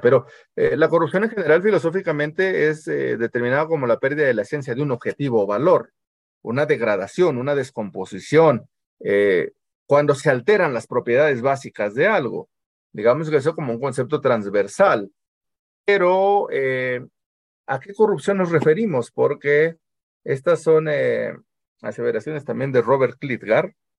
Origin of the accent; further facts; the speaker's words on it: Mexico; porque somos mexicanos y porque siempre hemos vivido así